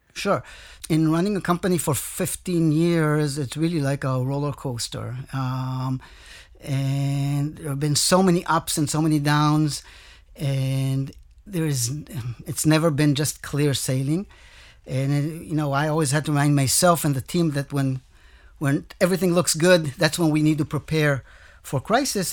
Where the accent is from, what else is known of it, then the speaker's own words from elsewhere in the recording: Israel; I came from Israel with experience basically in Israel